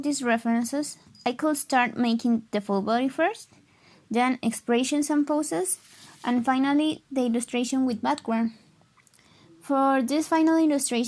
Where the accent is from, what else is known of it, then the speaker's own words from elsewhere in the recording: Monterrey, Nuevo León, Mexico; English is a second language; I'm from Monterrey, Mexico